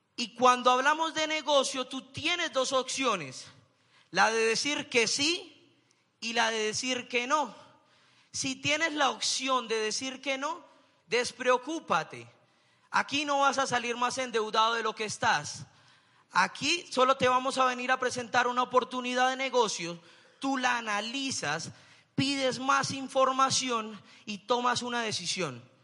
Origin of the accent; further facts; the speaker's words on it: Bucaramanga, Santander, Colombia; Yo soy de Bucaramanga